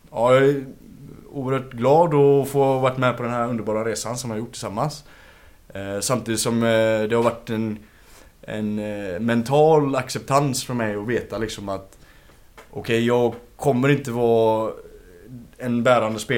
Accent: Gothenburg, Västra Götaland, Sweden; Från Gamlestan.

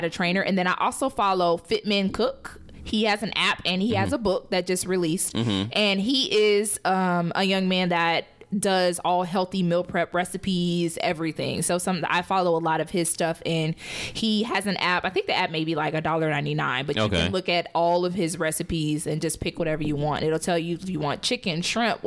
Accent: the South, United States; I'm from the South

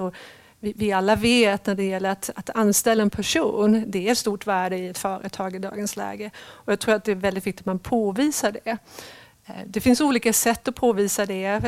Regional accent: Sweden; moved away as an adult; also born or lived in England / London / Cambridge / Netherlands; jag är uppvuxen i Sverige men jag har bott 17 år utomlands och ganska nyligen, sedan två år tillbaka, har jag kommit tillbaka till Sverige

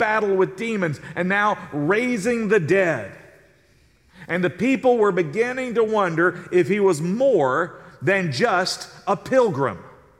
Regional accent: the South, United States; now in San Antonio, United States; I'm from the South, and I picked up an accent.

